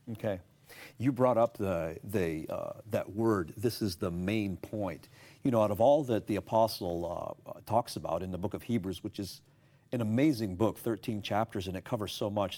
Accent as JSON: {"language": "English", "town": "Toronto", "region": "Ontario", "country": "Canada", "tie": "born or raised there", "moved": "as an adult", "lives_now": "United States", "said": "I was, uh, born and raised in Toronto, Canada, the Greater Toronto Area"}